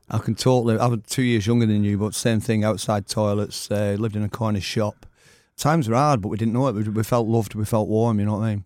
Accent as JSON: {"language": "English", "town": "Oldham", "region": "North West England", "country": "United Kingdom", "tie": "born or raised there", "said": "growing up in Oldham in the, through the sixties"}